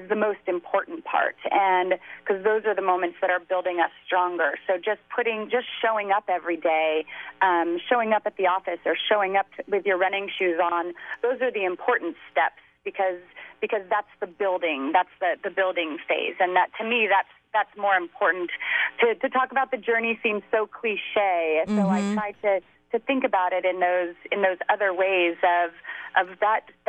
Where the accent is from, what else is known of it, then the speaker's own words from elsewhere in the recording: California, United States; also born or lived in Waltham, Massachusetts; I was raised in California.